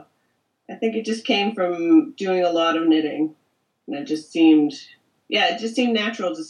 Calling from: Port Moody, British Columbia, Canada; Hi, I'm calling from Port Moody, which is a small part of British Columbia in Canada.

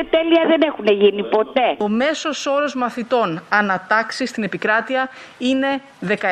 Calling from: Cyprus; Είμαι στην Κύπρο.

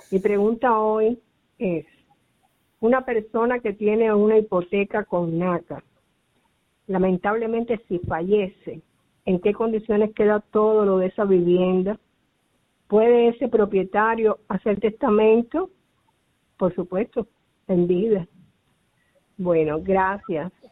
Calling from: Clayton, North Carolina, United States; de Carolina del Norte, de la ciudad de Clayton.

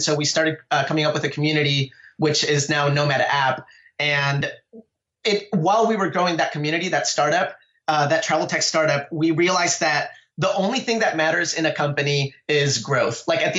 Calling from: Los Altos, California, United States; I'm calling out of Silicon Valley. I'm in Los Altos, California.

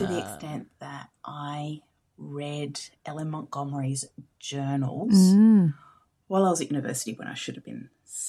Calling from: Bunbury, Western Australia, Australia; I'm calling from Bunbury in Western Australia.

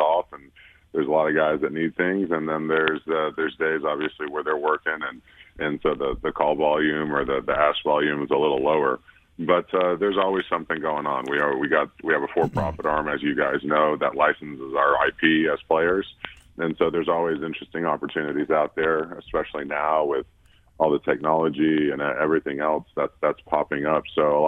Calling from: Washington, District of Columbia, United States; I'm down in D.C.

